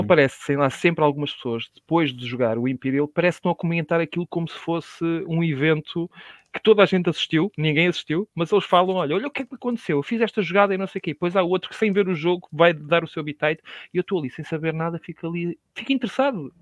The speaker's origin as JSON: {"language": "Portuguese", "country": "Portugal", "said": "sou português"}